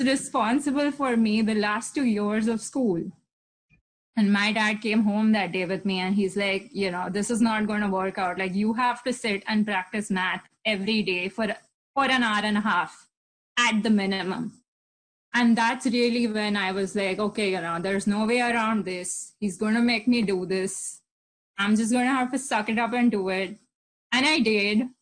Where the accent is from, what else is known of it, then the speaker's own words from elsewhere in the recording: Mumbai, Maharashtra, India; moved away as an adult; now in Pennsylvania, United States; I grew up in Mumbai, India. I was born there. I lived for the first 25 years of my life there